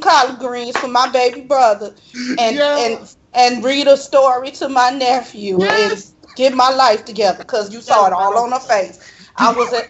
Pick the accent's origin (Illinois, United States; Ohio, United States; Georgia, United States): Illinois, United States; Chicago; I am from Chicago, but my people were from Mississippi